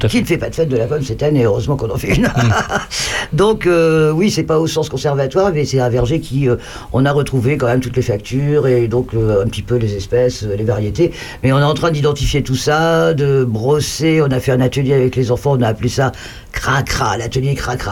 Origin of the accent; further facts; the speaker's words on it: Grandchamp, Bourgogne-Franche-Comté, France; also born or lived in Malicorne; je suis née à Grandchamp, je sais même dans quelle maison